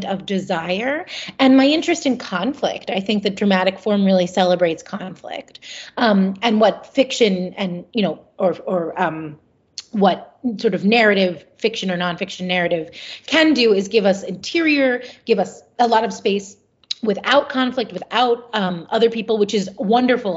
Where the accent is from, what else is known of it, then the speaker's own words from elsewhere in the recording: Philadelphia, Pennsylvania, United States; growing up in Philadelphia. I really love Philadelphia because I think... Well, because it's my hometown